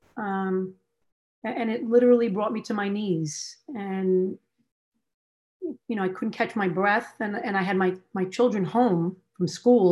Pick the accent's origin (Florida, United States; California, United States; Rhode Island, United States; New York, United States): New York, United States; I was born and raised in New York.